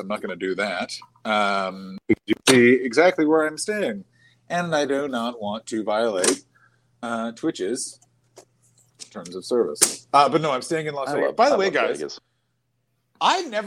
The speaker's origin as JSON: {"language": "English", "town": "Ottawa", "region": "Ontario", "country": "Canada", "tie": "born or raised there", "said": "Ottawa, my hometown."}